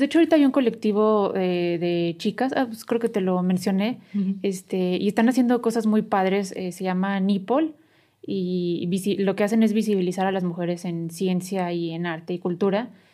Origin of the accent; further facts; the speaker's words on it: San Luis Potosí, Mexico; moved away as an adult; la colonia donde yo viví, donde crecí toda la vida, este, está cerca de Soledad